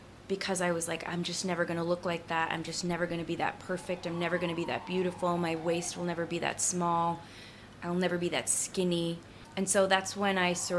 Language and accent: English; Boston, Massachusetts, United States; Jamaica Plain